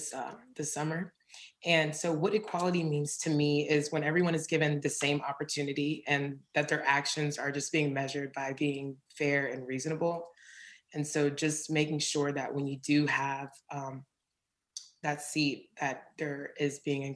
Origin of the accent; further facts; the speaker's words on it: United States; I am an American-born Black woman.